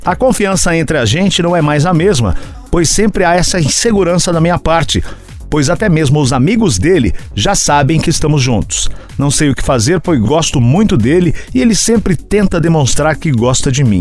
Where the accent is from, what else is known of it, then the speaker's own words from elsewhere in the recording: Santa Amélia, Paraná, Brazil; moved away; minha terra. Nasci no Paraná, em Santa Amélia, há muito tempo atrás.